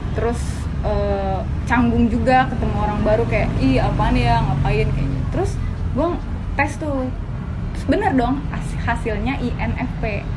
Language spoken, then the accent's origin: Indonesian; Karawang, West Java, Indonesia; Gua Jawa Barat